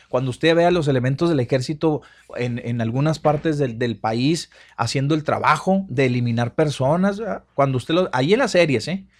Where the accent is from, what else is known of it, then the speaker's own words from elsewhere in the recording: Mexico; como mexicano